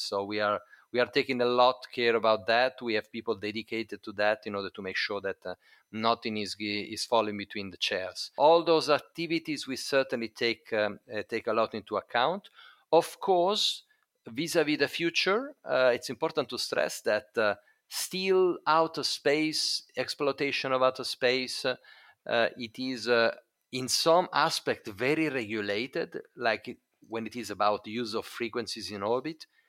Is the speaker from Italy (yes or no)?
yes; Italy; Italy, my home country